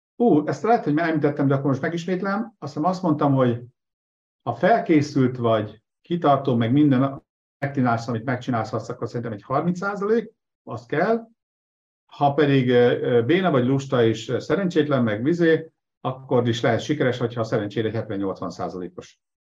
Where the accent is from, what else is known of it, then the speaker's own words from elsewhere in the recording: Nyíregyháza, Szabolcs-Szatmár-Bereg, Hungary; moved away; also born or lived in Debrecen; Nyíregyházán nőttem fel